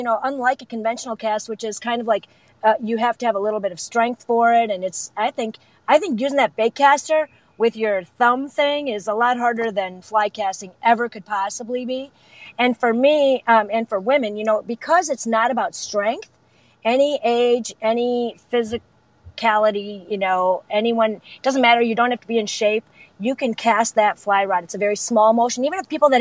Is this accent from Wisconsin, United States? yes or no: yes; Wisconsin, United States; now in Chicago, United States; my hometown in Wisconsin